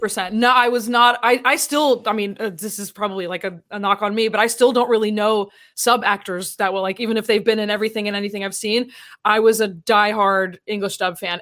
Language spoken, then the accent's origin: English; Tampa, Florida, United States; also born or lived in Orlando; I'm from Central Florida. I grew up in Tampa and then I moved to Orlando for college